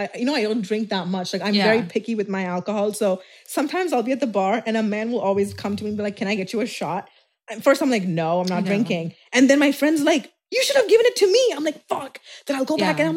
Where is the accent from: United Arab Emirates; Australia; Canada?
United Arab Emirates; Dubai; I'm from Dubai